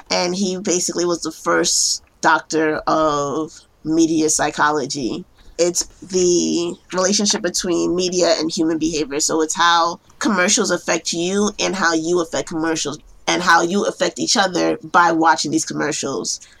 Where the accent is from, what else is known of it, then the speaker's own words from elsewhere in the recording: New York City, New York, United States; I am a case planner in New York, um, born and raised in Brooklyn.